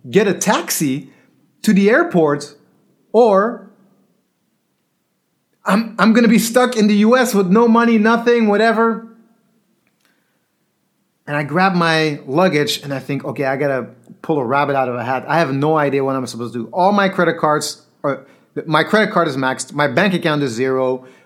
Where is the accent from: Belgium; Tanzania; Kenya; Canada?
Belgium; English is a second language; I'm from Belgium. I just gave my last money to pay the bill.